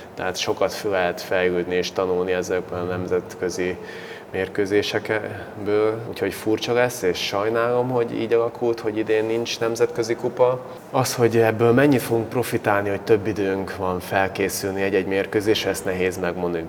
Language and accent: Hungarian; Baja, Bács-Kiskun, Hungary; now in Szolnok, Hungary